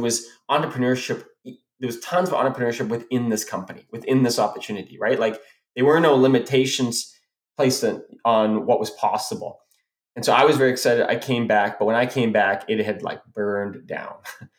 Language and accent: English; South Africa; moved away; because that's where we're from, we're immigrated from South Africa.